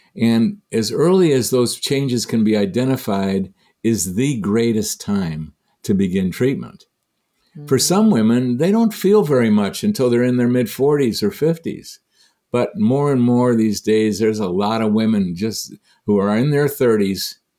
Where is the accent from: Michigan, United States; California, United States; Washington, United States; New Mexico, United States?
Michigan, United States; I'm from Michigan.